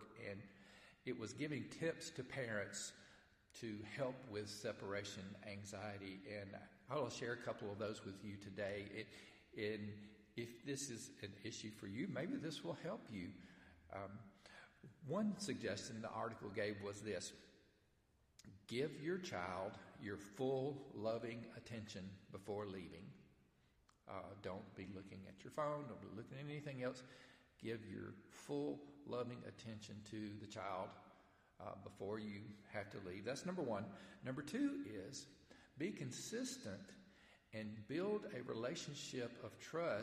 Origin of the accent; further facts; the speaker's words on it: Stevenson, Alabama, United States; I grew up in Stevenson, Alabama